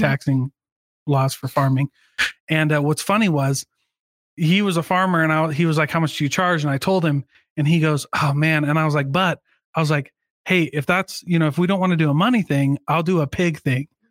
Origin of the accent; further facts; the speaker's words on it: Iowa, United States; moved away; I grew up in Iowa, hunting's really big in Iowa